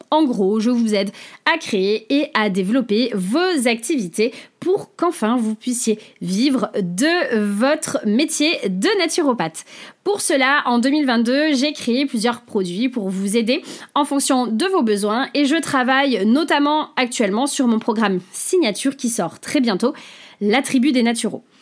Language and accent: French; Saint-Jean-de-Luz, Nouvelle-Aquitaine, France; now in Bordeaux, France; j'ai 35 ans, je suis originaire du Pays Basque, Saint-Jean-de-Luz pour ceux qui connaissent, et je vis à Bordeaux